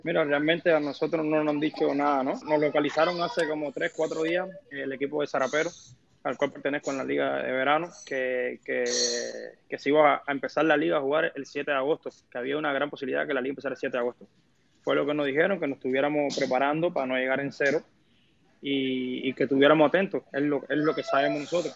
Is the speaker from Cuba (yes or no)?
yes; Cuba; moved away as an adult; also born or lived in Saltillo, Mexico; now in Mexico; Cuando yo salí de Cuba hace casi ya ocho años ya, yo me fui de Cuba sabiendo que no, no podía regresar más a Cuba